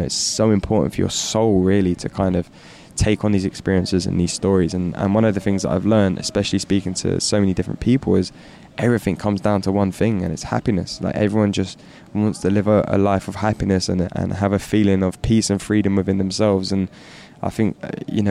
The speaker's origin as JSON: {"language": "English", "region": "London", "country": "United Kingdom", "tie": "born or raised there", "said": "growing up in London"}